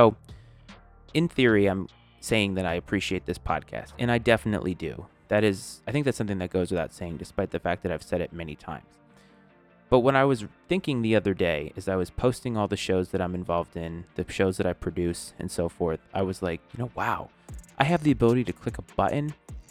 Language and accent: English; New England, United States; now in Northern Virginia, United States; I grew up in New England, and we had definitive seasons